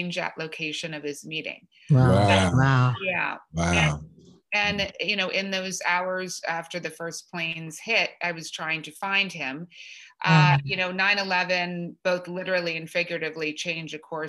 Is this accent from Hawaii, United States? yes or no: no; Washington, District of Columbia, United States; now in New York City, United States; I grew up in Washington, D.C.